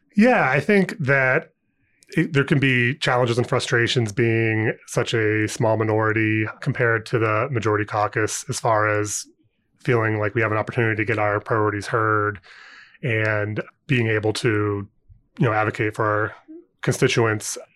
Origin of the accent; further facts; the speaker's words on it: Ohio, United States; moved away as an adult; also born or lived in Indiana / Saint Louis, Missouri; now in Indianapolis, United States; I'm from Ohio originally, but I went to I U for undergrad